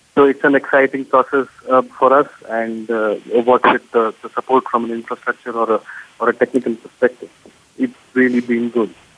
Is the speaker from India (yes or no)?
yes; India; also born or lived in Bangalore; here in India